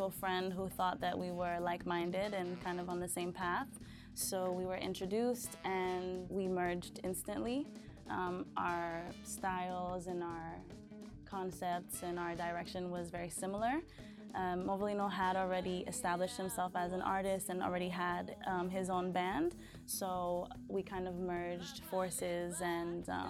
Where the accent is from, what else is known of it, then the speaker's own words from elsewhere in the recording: Haiti; moved away; I identify as Haitian, though I was born here. I was raised in Haiti